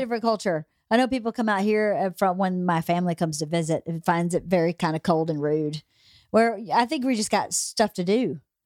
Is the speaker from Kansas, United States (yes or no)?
no; Georgia, United States; moved away; I was born and raised in Georgia